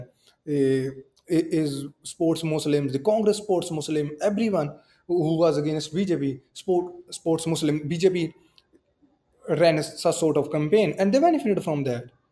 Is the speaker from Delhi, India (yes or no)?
no; Machhiwara, Punjab, India; in Machiwada, my hometown.